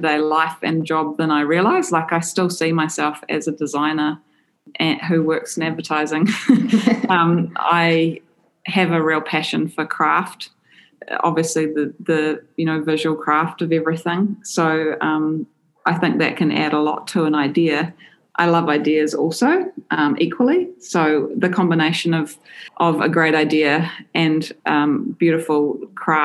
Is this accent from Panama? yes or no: no; Auckland, New Zealand; also born or lived in Toronto, Canada; Where I come from, I grew up here in Auckland, went to university here in Auckland with you, Lou